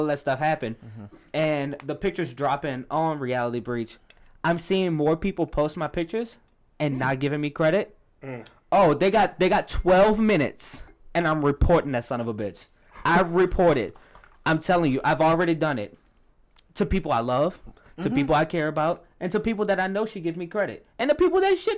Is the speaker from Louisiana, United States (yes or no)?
yes; New Orleans, Louisiana, United States; I'm from New Orleans